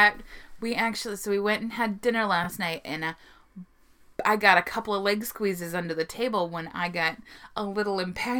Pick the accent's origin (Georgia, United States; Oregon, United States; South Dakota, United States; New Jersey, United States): South Dakota, United States; I'm from South Dakota.